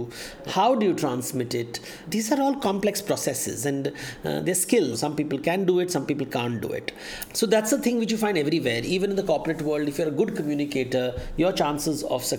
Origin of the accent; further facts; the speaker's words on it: Mumbai, Maharashtra, India; I was born in Bombay in the 1970s, the pre-internet era.